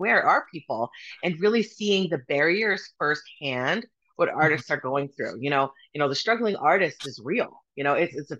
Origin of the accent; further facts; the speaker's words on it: Kainai, southern Alberta, Canada; now in Calgary, Canada; I reside here in Wilkinsis. Like Autumn said, we're from Kainai, which is a blood tribe from southern Alberta.